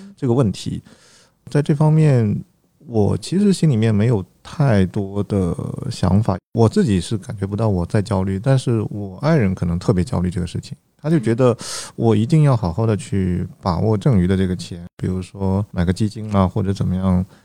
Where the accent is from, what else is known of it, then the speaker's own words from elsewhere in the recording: Zhejiang, China; 我家是浙江的